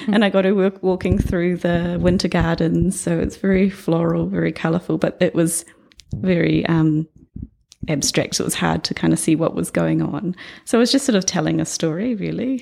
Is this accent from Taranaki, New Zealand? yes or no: yes; New Plymouth, Taranaki, New Zealand; I was born in New Plymouth, um, grew up there for the first ten years of my life